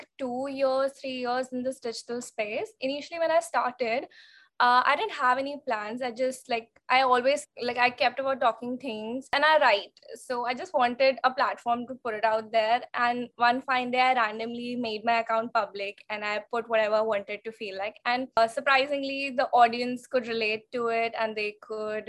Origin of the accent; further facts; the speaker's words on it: Raipur, Chhattisgarh, India; moved away as an adult; also born or lived in Mumbai; now in London, United Kingdom; I was born and brought up in Raipur, Chhattisgarh